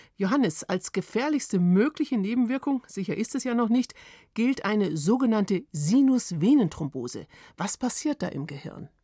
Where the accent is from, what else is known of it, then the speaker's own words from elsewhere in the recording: Germany; bei uns in Deutschland